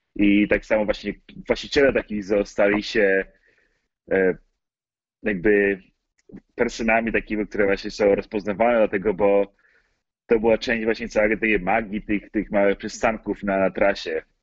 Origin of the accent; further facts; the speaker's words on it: Poland; moved away as an adult; now in United States; ja się urodziłem w Stanach, tylko że my rodzice wrócili do Polski, jak miałem może około kilka miesięcy